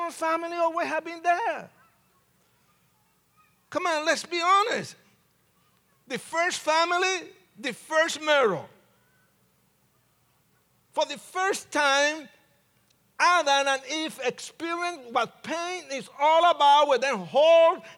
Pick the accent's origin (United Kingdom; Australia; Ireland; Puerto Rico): Puerto Rico; accent: Puerto Rican; moved away; also born or lived in New York City; after I left Puerto Rico, because I'm Puerto Rican, and you can tell by my accent